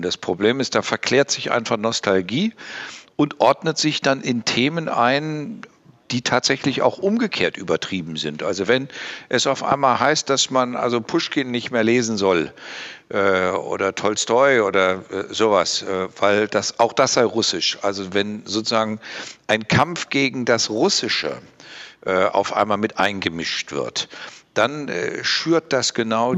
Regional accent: West Germany, Germany; moved away as an adult; now in Thuringia, Germany; Ich bin eben Westdeutscher und westdeutsch sozialisiert

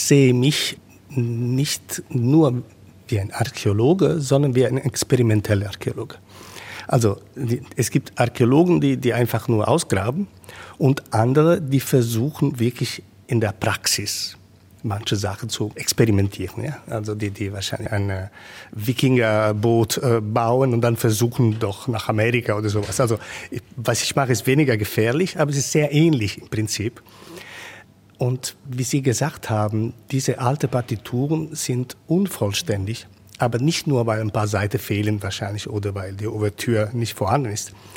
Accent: Rome, Lazio, Italy; German is a second language; moved away; Ich bin in Rom geboren. Ich, ich bin gewöhnt, zwischen diesen äh, alten Ruinen zu Hause zu sein

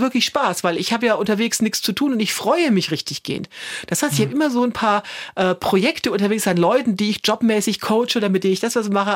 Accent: Germany; als Deutsche

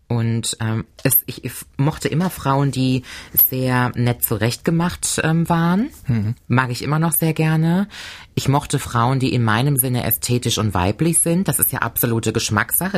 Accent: Cologne, North Rhine-Westphalia, Germany; moved away as an adult; now in Koblenz, Germany; aus meiner Heimatstadt Köln

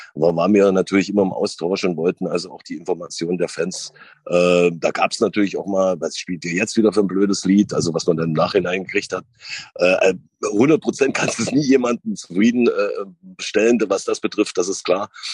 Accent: Sandersdorf, Saxony-Anhalt, Germany; also born or lived in Wolfen; ich bin in Wolfen aufgewachsen, beziehungsweise geboren und in Sandersdorf aufgewachsen

